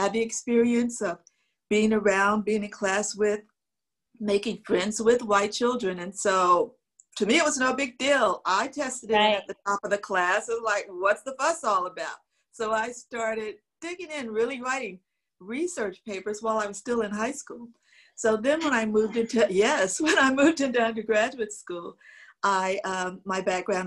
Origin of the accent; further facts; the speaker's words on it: Berkeley, California, United States; also born or lived in the US South / Los Angeles, United States; I grew up in the Jim Crow segregated South, and I moved from there as a young girl to Berkeley, California.